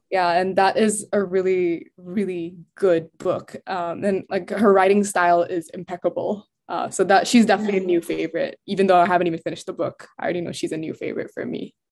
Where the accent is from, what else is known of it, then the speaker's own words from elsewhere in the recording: Jakarta, Indonesia; moved away as an adult; now in United States; I was born in the States, but I grew up in Indo and we would go back and forth to the States because we had family there. I went to school in Indo